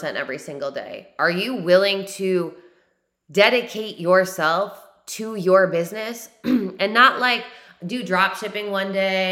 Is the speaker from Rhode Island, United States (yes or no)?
no; New York, United States; now in South Carolina, United States; I'm from New York, but even in New York, I had the highest work ethic